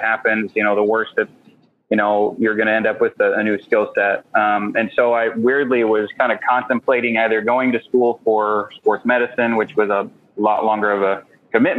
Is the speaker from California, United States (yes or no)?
no; Portland, Oregon, United States; also born or lived in Vancouver, Washington; I grew up in the Pacific Northwest, a West Coast kid, originally born and raised in Portland, Oregon, Vancouver, Washington area.